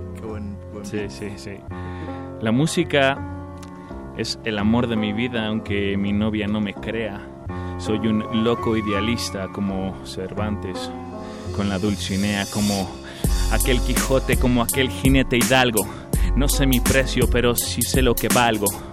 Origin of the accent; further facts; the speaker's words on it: Tijuana, Baja California, Mexico; yo nací en Tijuana, Baja California un 24 de marzo de 1986